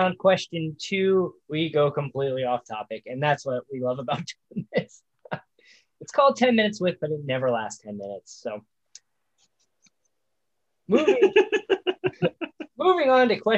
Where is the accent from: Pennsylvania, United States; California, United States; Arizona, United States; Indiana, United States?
Indiana, United States; I grew up in Indiana. I grew up down the street from Indianapolis.